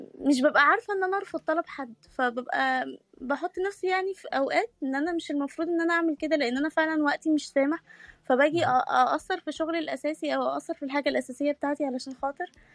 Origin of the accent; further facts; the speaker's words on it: Egypt; now in Turkey; مصرية عايشة في تركيا